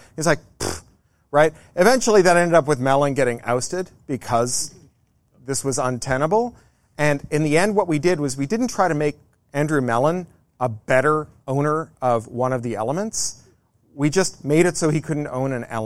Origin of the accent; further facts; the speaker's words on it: Canada; I come from Canada